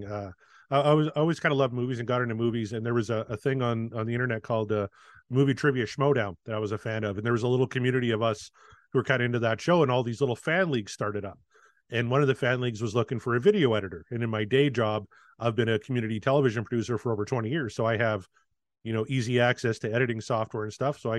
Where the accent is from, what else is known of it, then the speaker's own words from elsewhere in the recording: United States; I grew up on …